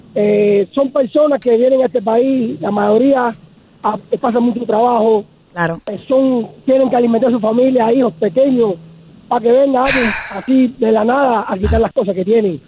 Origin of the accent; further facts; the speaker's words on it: Cuba; now in United States; vengo de un país, sí. es pobre, que soy cubano